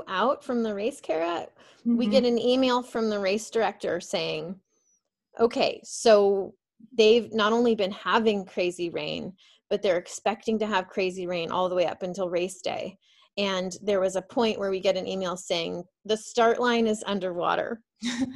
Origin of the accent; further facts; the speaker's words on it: Phoenix, Arizona, United States; I'm from Phoenix, Arizona. So for me, it's like hot and sunny every day of my life